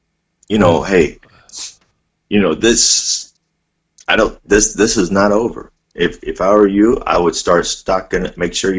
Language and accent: English; Missouri, United States; I'm from Missouri.